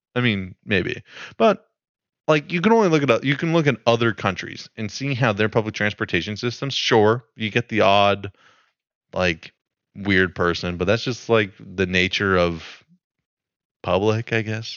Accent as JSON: {"language": "English", "town": "Princeton", "region": "New Jersey", "country": "United States", "tie": "born or raised there", "said": "my hometown. Uh, there's definitely like it. It feels walkable there. It's like a college campus, right, Princeton"}